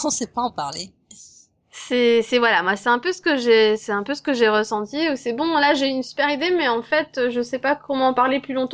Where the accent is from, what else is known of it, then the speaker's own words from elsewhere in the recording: France; j'appelle au secours en français parce que je suis française quoi.